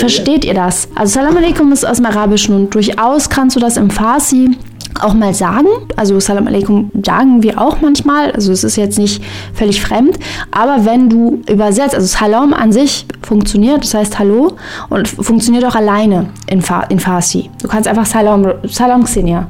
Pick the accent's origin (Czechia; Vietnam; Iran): Iran; now in Germany; würde ich mir als Iranerin trotzdem mal rausnehmen